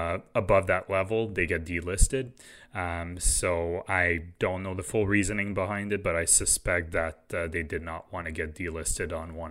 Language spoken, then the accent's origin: English; Quebec, Canada; And obviously, I grew up in Quebec, so I wish all their employees the best of luck.